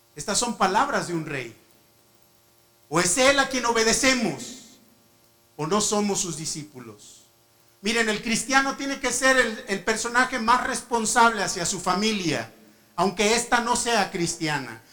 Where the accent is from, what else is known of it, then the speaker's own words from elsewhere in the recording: Mexico; also born or lived in Morocco / Spain; yo como mexicano